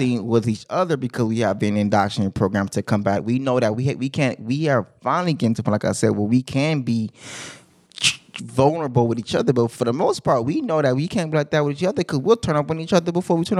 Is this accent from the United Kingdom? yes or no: no; Compton, California, United States; I'm from Westside Compton.